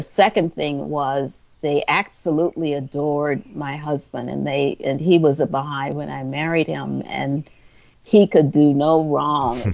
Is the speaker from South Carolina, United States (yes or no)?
yes; Orangeburg, South Carolina, United States; moved away as an adult; also born or lived in Detroit, Michigan; I grew up in Orangeburg, South Carolina, which is in the middle of the state